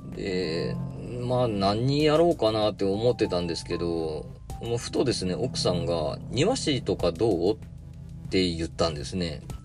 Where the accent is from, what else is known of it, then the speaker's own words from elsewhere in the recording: Kagoshima, Japan; 1982年に鹿児島で生まれる